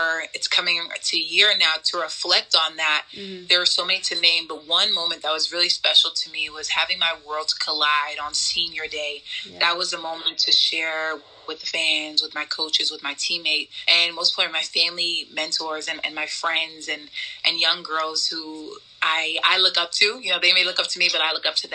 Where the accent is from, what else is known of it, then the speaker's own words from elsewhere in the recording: New York City, New York, United States; growing up in New York City